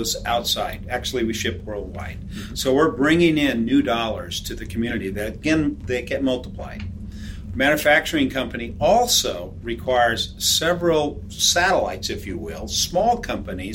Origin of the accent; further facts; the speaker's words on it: Red Bluff, California, United States; when I grew up in Red Bluff, we had 6 mills